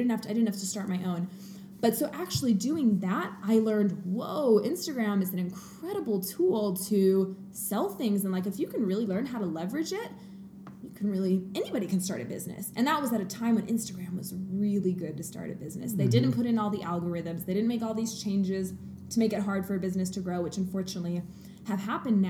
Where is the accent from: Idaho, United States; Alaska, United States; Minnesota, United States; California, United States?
Idaho, United States; Coeur d'Alene; moved away; also born or lived in Portland; I grew up in Coeur d'Alene, but living in Portland for a few years.